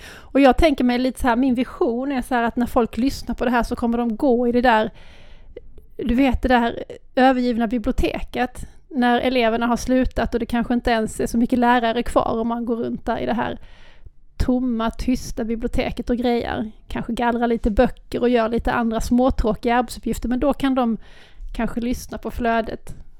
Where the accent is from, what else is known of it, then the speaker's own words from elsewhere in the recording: Lund, Skåne, Sweden; accent: Lund Scanian; Jag har lundaskånskan